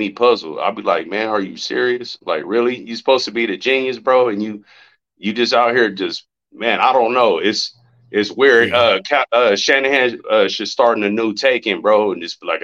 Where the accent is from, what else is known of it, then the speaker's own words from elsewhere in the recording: San Bernardino, California, United States; I'm from San Bernardino